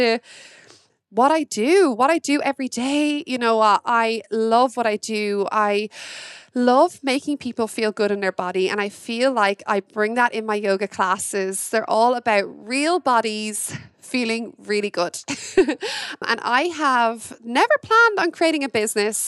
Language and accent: English; Wexford, Leinster, Ireland; I'm from Wexford in Ireland.